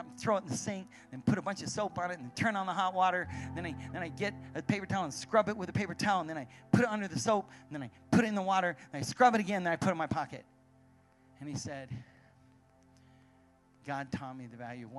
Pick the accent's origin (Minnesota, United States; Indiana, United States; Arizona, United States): Arizona, United States; I'm from Arizona